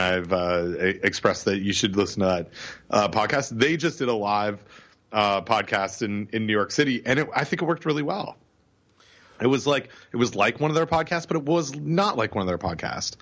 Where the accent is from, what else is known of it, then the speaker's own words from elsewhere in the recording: Cobourg, Ontario, Canada; in my hometown, or close to my hometown, in Cobourg, Ontario